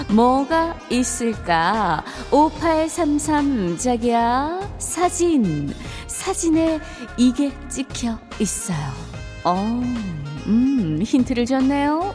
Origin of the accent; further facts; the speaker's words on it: Daegu, South Korea; moved away; 저도 예전에 고향이 대구라서